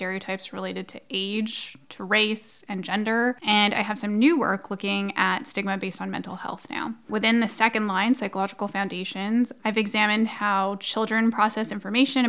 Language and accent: English; Alberta, Canada; I'm an Albertan